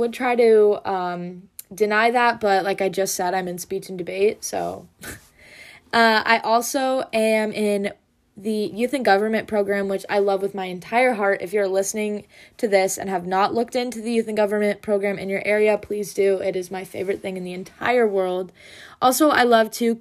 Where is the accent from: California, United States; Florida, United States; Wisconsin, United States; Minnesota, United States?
Wisconsin, United States; I'm a junior from Wisconsin